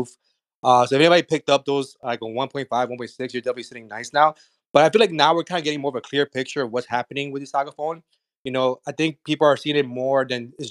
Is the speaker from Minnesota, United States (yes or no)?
no; South Florida, United States; we're from South Florida